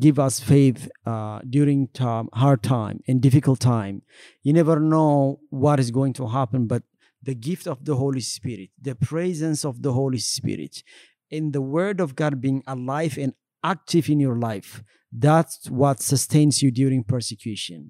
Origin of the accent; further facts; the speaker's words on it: Ethiopia; also born or lived in Eritrea / Sudan / Kenya; now in United States; I was born in Ethiopia and grew up in Ethiopia as well